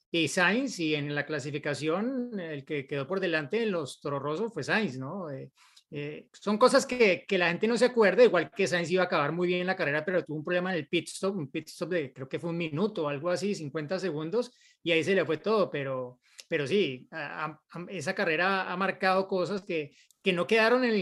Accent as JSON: {"language": "Spanish", "country": "Mexico", "said": "soy de México y mi pregunta es"}